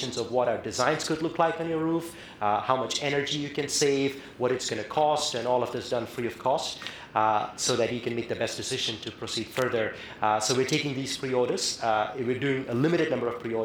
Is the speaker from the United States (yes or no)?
no; India; moved away; I come from India where, you know, the effects of climate change and the economic disparities that come from lack of energy access, you know, I saw that growing up firsthand.